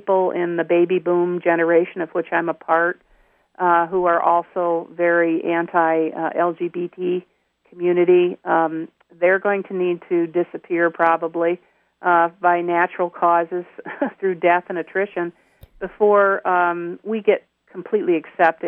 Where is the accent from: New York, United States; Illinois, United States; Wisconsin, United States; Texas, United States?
New York, United States; upstate; moved away; I'm a native of New York, upstate New York